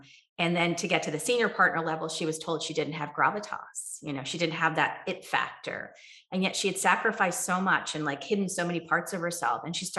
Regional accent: Kerala, India; now in United States; I come from Kerala, India, right? where Ayurveda was born.

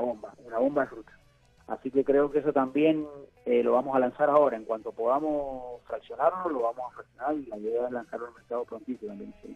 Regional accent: Mendoza, Argentina; now in San Patricio del Chañar, Argentina; yo soy mendocino, nacido y criado

